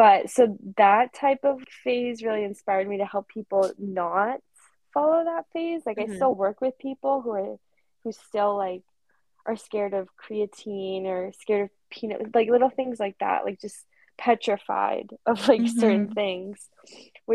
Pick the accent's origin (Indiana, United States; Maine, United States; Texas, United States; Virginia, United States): Maine, United States; Central; Where I'm from Central Maine, we don't have a lot of gyms